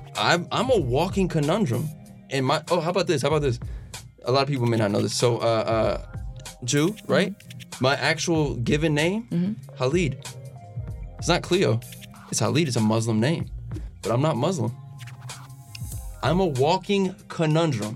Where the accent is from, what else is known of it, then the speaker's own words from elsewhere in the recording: Los Angeles, California, United States; I grew up in Los Angeles, California